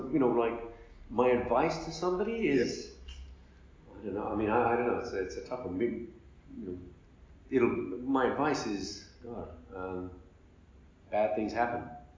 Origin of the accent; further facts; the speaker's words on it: Libya; also born or lived in United Kingdom / United States; I was brought up in Libya from the age of two.